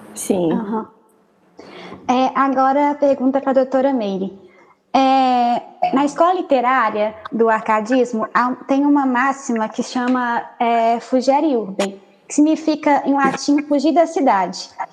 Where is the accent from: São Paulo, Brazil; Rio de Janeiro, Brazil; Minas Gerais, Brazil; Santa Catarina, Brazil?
Minas Gerais, Brazil; Sete Lagoas; eu sou do interior também, eu sou de Sete Lagoas